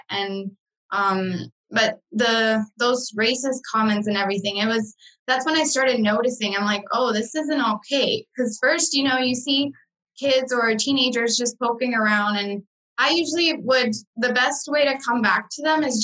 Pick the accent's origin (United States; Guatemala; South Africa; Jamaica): Guatemala; now in Canada; when I say I'm from Guatemala